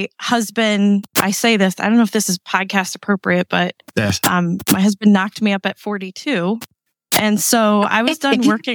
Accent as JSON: {"language": "English", "region": "East Coast", "country": "United States", "said": "we're here from the East Coast"}